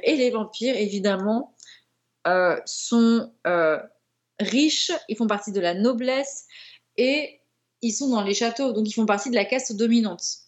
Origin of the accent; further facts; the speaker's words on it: France; en tant que Français